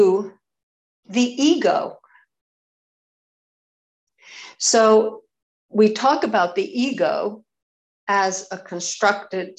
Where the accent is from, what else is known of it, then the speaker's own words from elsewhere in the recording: United States; I'm an American